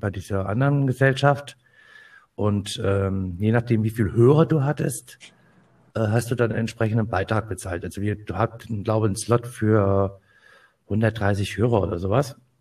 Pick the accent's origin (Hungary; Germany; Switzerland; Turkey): Germany; Kassel, Hesse; ich komme aus dem schönen Hessen, aus dem schönen Nordhessen, bin geboren in Kassel